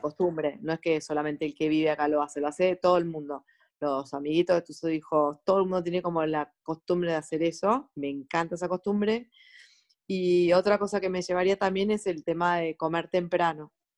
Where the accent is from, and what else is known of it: Argentina; moved away as an adult; also born or lived in Sweden / Stockholm; now in Norway